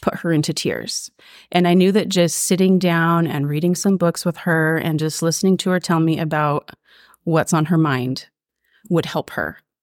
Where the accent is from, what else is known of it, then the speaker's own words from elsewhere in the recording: Ashland, Oregon, United States; moved away as an adult; now in Springfield, United States; I grew up in Ashland, down in Southern Oregon